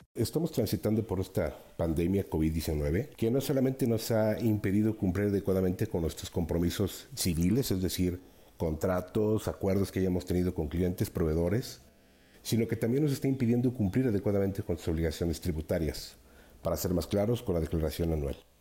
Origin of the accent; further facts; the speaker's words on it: Mexico; como mexicanos